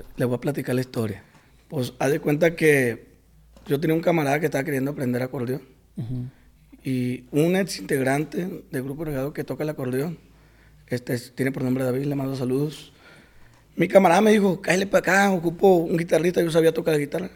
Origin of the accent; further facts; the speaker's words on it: Costa Rica, Sinaloa, Mexico; Soy de Costa Rica, Sinaloa. Ahí cerquita de Culiacán